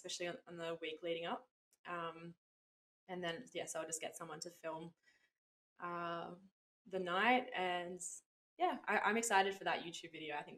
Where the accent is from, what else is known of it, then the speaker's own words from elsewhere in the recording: Lennox Head, New South Wales, Australia; my hometown here in Lenox